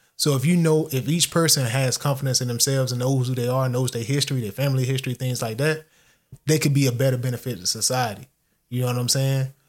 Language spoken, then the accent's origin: English; United States; I classify myself as American, 'cause I am American